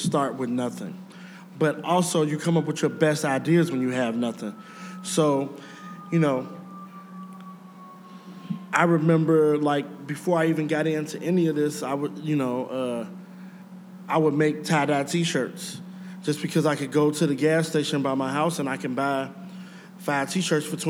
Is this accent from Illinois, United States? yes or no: yes; Chicago, Illinois, United States; I'm from Chicago. I came from nothing. I grew up in the worst neighborhood in the city, Inglewood.